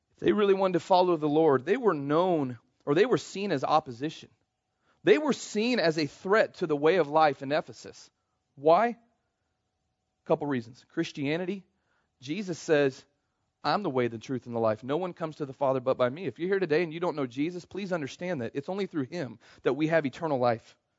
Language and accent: English; Kansas City, United States; I grew up in Kansas City, spent most of my life there